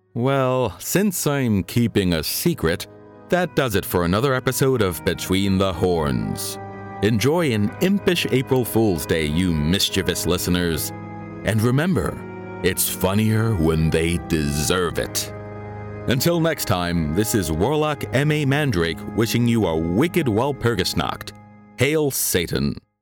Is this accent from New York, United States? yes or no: yes; New York City, New York, United States; my hometown of Park Slope, Brooklyn